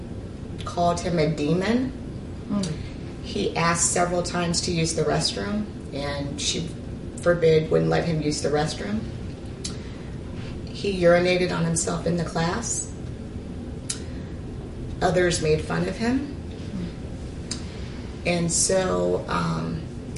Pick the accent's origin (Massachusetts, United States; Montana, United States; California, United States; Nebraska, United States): California, United States; Ridgecrest; moved away as an adult; also born or lived in Arkansas / Sacramento; I was born in Arkansas. However, I grew up in California, more specifically Ridgecrest